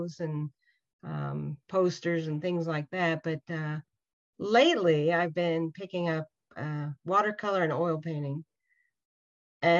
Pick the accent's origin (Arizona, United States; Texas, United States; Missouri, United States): Arizona, United States; the Southwest; now in Indiana, United States; I grew up out there in the Southwest, and I grew up around all these mountains and red rocks and cliffs and canyons